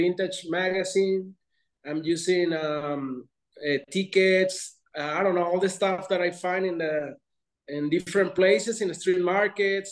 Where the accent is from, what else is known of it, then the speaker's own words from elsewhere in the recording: Mexico; also born or lived in London; Mexico is my hometown